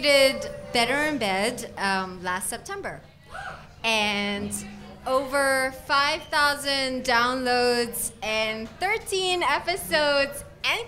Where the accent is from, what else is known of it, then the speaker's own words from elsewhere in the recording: Singapore; I grew up in Singapore